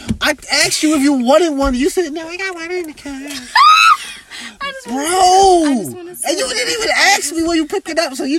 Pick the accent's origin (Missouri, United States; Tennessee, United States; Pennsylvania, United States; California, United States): Pennsylvania, United States; Philadelphia; I was raised in Philly